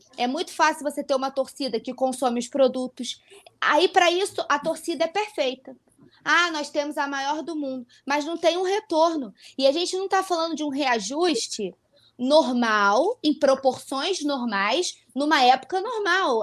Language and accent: Portuguese; Nova Friburgo, Rio de Janeiro, Brazil; eu sou de Friburgo, é interior do Rio